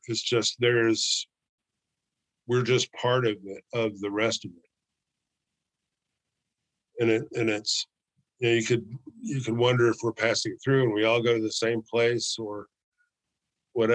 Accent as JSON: {"language": "English", "town": "Chicago", "region": "Illinois", "country": "United States", "said": "I came from a very violent town. I moved here from Chicago, and it's getting, you know, carjacking is a sport, you know, in Chicago."}